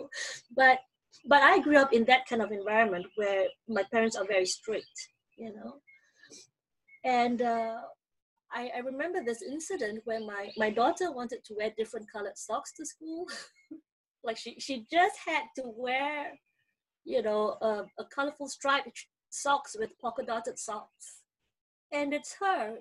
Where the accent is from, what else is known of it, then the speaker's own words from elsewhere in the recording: Malaysia; moved away as an adult; now in United States; I grew up in Malaysia, and then I came to school in the US